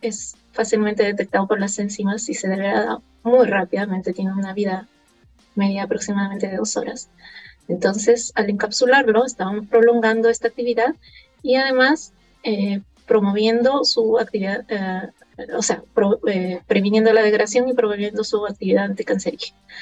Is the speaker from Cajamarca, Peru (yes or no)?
no; Lima, Peru; now in Chile; como buena limeña